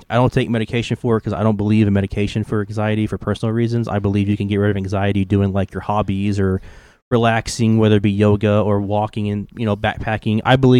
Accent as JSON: {"language": "English", "region": "the South", "country": "United States", "accent": "southern", "said": "now I'm at the point to where I'm just so scared to, like, actually speak my southern accent."}